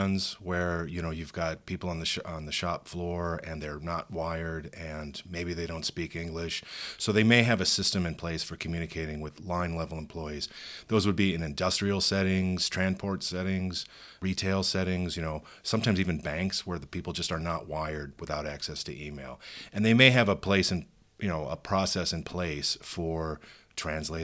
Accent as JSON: {"language": "English", "country": "United States", "said": "I'm American"}